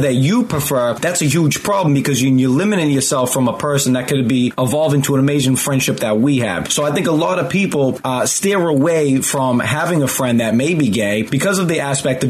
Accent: just outside of Boston, Massachusetts, United States; I grew up just outside of Boston.

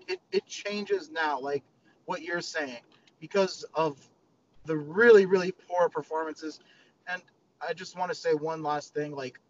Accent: United States; for me as an American fan

